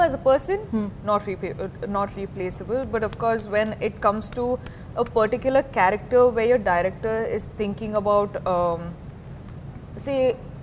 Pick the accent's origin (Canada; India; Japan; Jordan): India; South India; moved away; I'm from the South